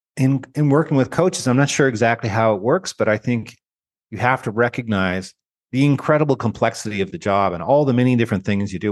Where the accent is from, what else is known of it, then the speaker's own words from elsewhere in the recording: Canada; moved away; I grew up in Canada. I'm a Canadian with dual citizenship. I have American citizenship now